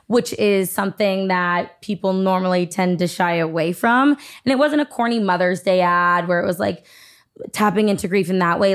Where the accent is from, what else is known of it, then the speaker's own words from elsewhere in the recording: Massachusetts, United States; also born or lived in Nashua, New Hampshire; I grew up in Massachusetts